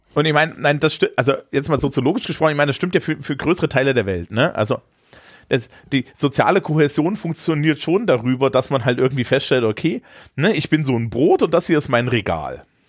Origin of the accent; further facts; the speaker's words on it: Eisenach, Thuringia, Germany; aus meiner Heimatstadt Eisenach